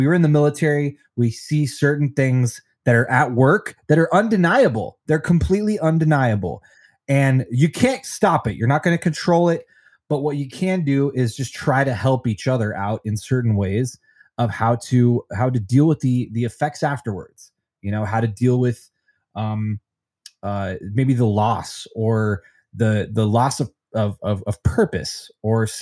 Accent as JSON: {"language": "English", "town": "Denver", "region": "Colorado", "country": "United States", "tie": "born or raised there", "also_born_or_lived": "Long Beach, California", "said": "my home state of Colorado, in Denver"}